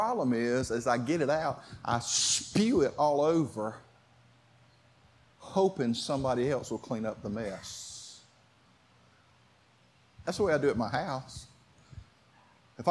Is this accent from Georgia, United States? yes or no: yes; Clayton County, Georgia, United States; I was raised in Clayton County